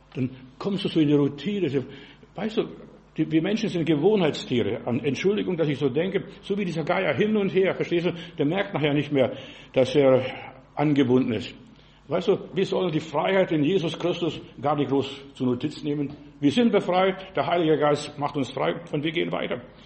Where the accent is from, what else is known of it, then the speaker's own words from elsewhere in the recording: Heilbronn, Baden-Württemberg, Germany; Bei uns in Heilbronn